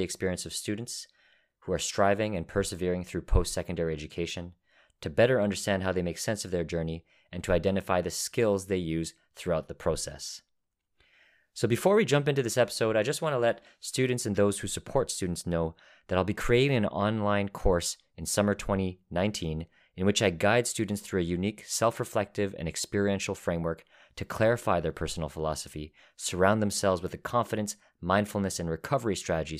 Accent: Toronto, Ontario, Canada; I'm from Toronto, but I just never went south of Bloor

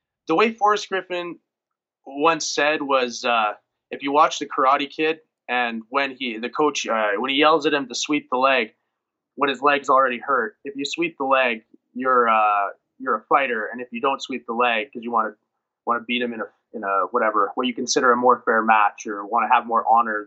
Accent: Bonnyville, Alberta, Canada; moved away; also born or lived in Edmonton; I want to represent my hometown really well. Bonneville, it's just a town of 7,000 where I grew up

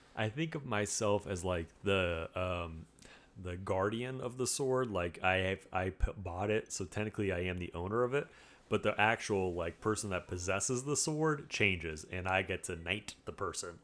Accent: United States; I'm an American

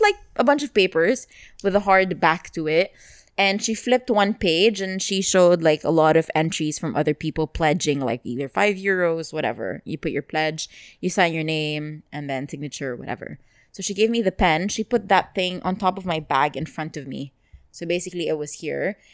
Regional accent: Dubai, United Arab Emirates; I grew up here

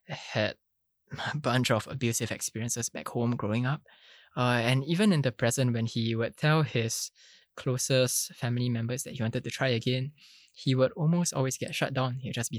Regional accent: Singapore; for most of us, sitting for your national examinations is pretty much the water that we swim in as Singaporean students, right?

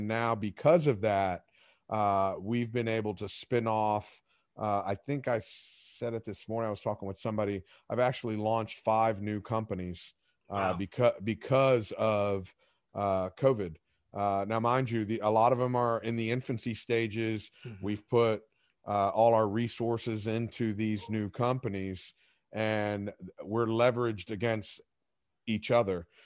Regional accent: Palm Beach, Florida, United States; Cor- correct. It's my hometown, and uh, it's it's a 15 minute drive.

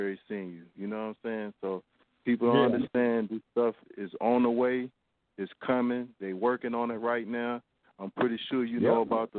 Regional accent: North Carolina, United States; I'm from North Carolina. I'm actually probably like 10 to 15 minutes from the place that you said, Kannapolis, North Carolina.

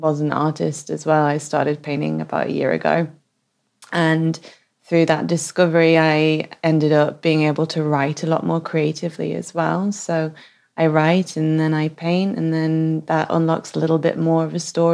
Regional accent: Manchester, North West England, United Kingdom; moved away as an adult; also born or lived in Paris / Hong Kong / London; now in Oslo, Norway; I grew up in Manchester and I have traveled all around the world. I've lived in Paris, Hong Kong, London.

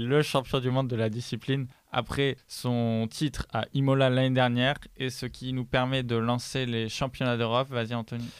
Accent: Bordeaux, Nouvelle-Aquitaine, France; je viens de Bordeaux

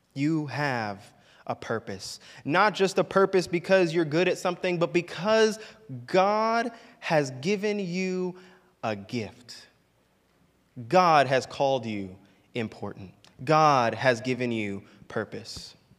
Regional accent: Orlando, Florida, United States; growing up in Orlando

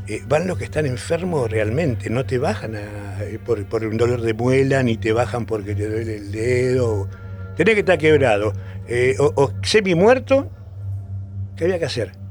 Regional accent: San Miguel de Tucumán, Tucumán, Argentina; este, nací en San Miguel de Tucumán

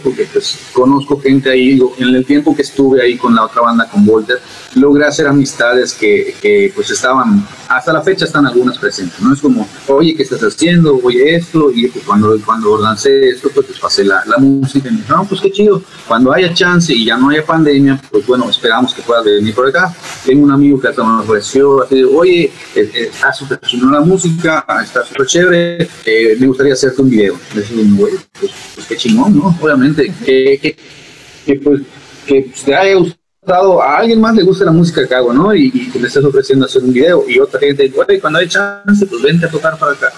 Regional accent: Mérida, Yucatán, Mexico; Yo soy de Mérida, Yucatán, hasta las lejanas tierras del sur.

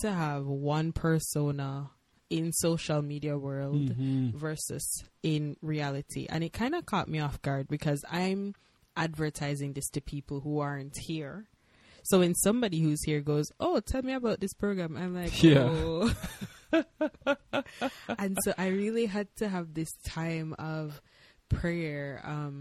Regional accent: Jamaica; moved away as an adult; now in Hawaii, United States; We are from Jamaica, but now we're living in the land of Aloha, which is Hawaii.

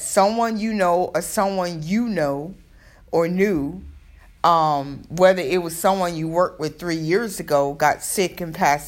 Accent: Florida, United States; now in New York, United States; I'm from Florida

